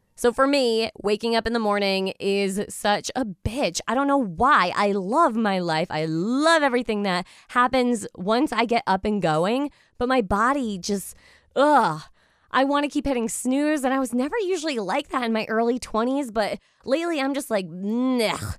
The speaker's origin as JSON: {"language": "English", "country": "United States", "lives_now": "Eastern Connecticut, United States", "said": "an average American female"}